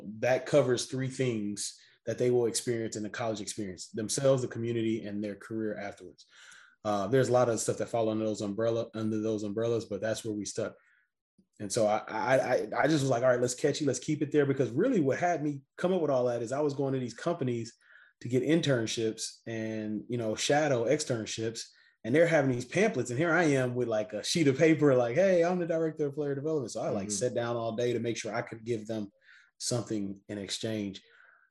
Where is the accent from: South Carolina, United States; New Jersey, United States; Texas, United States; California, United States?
Texas, United States; Missouri City; I'm from Houston, Texas, right outside a city called Missouri City